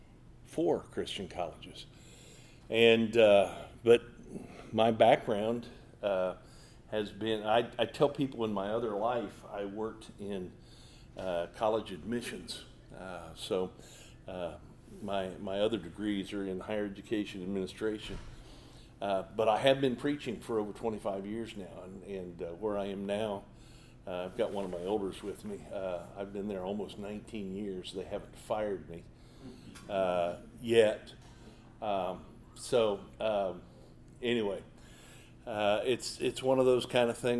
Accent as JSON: {"language": "English", "town": "Omaha", "region": "Nebraska", "country": "United States", "said": "I'm from Omaha, Nebraska"}